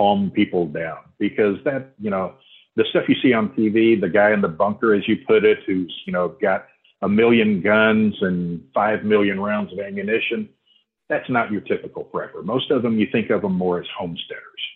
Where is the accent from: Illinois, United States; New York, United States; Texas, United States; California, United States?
Texas, United States; Houston; moved away as an adult; now in Oklahoma, United States; I grew up and lived in Houston for 50 years